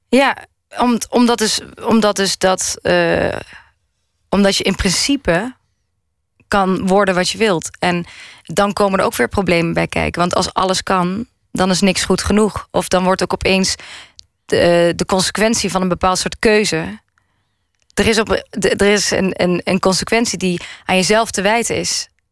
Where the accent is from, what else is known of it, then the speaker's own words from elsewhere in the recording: Maastricht, Limburg, Netherlands; now in Amsterdam, Netherlands; waar ik ben opgegroeid. Waar, waar was dat? Maastricht